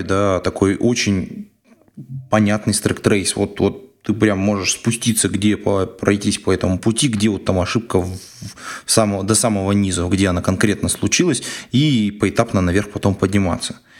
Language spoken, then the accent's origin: Russian; Siberia, Russia; Я же из Сибири